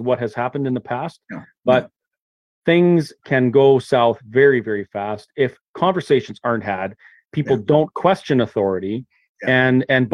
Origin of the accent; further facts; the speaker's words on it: Kamloops, British Columbia, Canada; I grew up in Kamloops